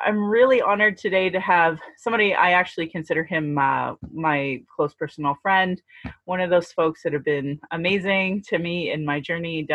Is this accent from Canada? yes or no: yes; Calgary, Alberta, Canada; I was born in Calgary, or in Blackfoot Mokinstis